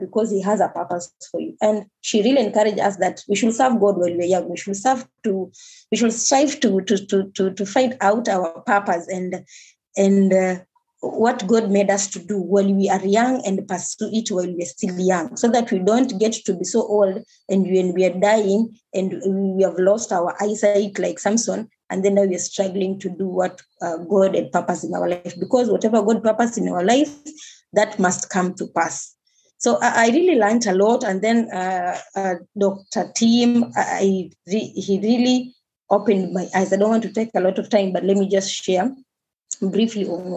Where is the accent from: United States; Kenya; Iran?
Kenya; Mombasa, Mombasa County; I was born and raised in Mombasa